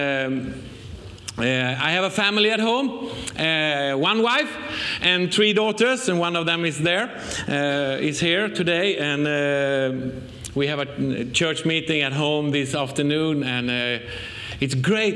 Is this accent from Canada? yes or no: no; Sweden; accent: Swenglish; English is a second language; we come from Sweden